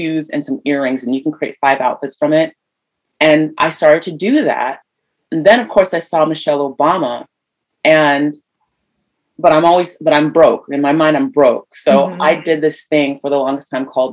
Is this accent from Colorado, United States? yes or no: no; Ohio, United States; moved away as an adult; also born or lived in New York City; I'm a Midwest girl. I'm from Ohio.